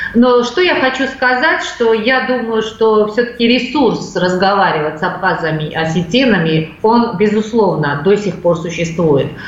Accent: Georgia; мы, грузины

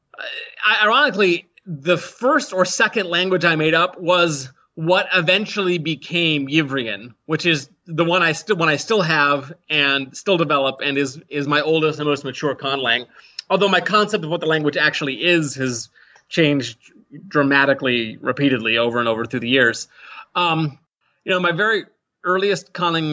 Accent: Colorado, United States; accent: generic American; now in Minnesota, United States; I grew up in Colorado, so that's my accent

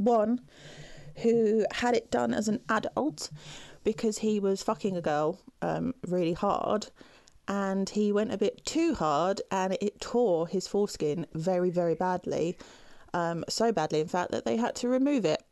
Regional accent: United Kingdom; as a British woman

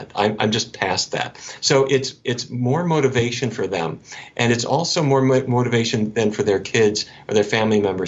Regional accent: North Dakota, United States; I grew up in North Dakota.

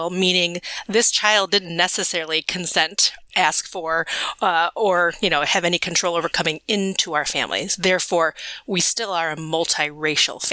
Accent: Midwest, United States; I was adopted as an infant, transracially and internationally into a family into the Midwest

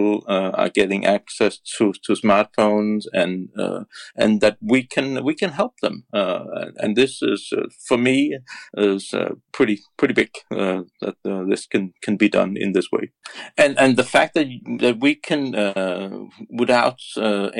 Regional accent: Denmark; I'm from Denmark, and Denmark is a very small country. We are only 5 million

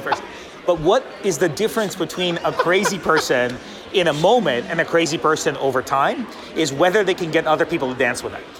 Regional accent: Boston, Massachusetts, United States; I'm a Bostonian

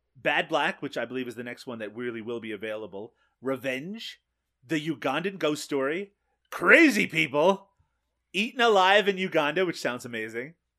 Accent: Newfoundland and Labrador, Canada; moved away; I'm from Newfoundland, eh, here in Canada, uh, originally.

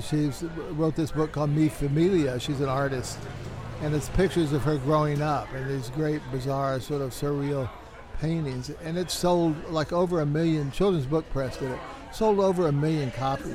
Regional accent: the South, United States; born or raised there; also born or lived in Albuquerque; now in El Paso, United States

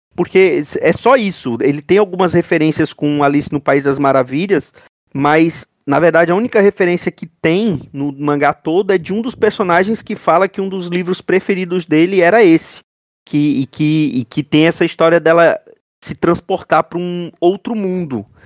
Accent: Brazil; nós somos Brasileiros

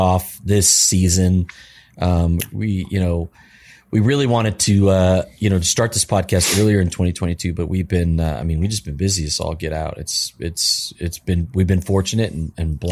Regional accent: California, United States; moved away; growing up in California my whole life

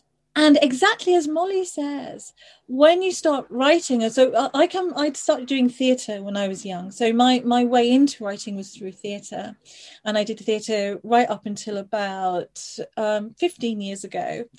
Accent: Isle of Man; also born or lived in Liverpool, United Kingdom; So I lived, I was born just outside Liverpool, and then as a very small child I lived on the Isle of Man.

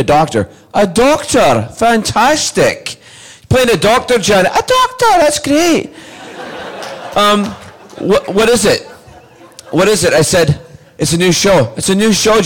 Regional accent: Scotland, United Kingdom; I was born in Scotland.

